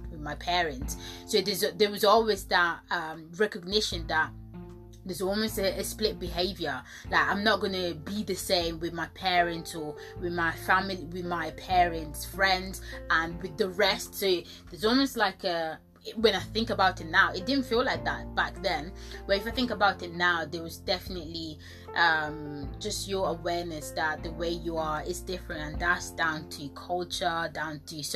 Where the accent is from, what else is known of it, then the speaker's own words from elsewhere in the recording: Italy; moved away; I was born in Italy and I spent quite a long time in Italy.